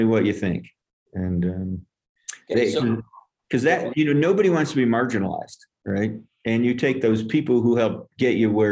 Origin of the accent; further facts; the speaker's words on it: upstate New York, United States; now in Longmont, Colorado, United States; I'm from New York, upstate